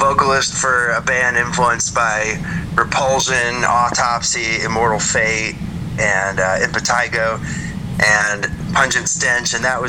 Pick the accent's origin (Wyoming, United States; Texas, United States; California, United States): California, United States; Oakland; moved away as an adult; now in Portland, United States; I'm actually from the Bay Area, or at least I was in the Bay Area for 11 years in Oakland before I moved to Portland in 2020.